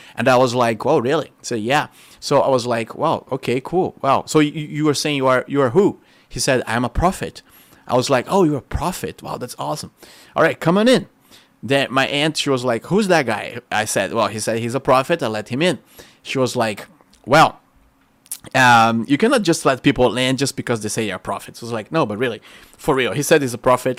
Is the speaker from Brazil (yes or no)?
yes; Rio de Janeiro, Brazil; English is a second language; moved away as an adult; now in United States; We just moved out of Rio de Janeiro.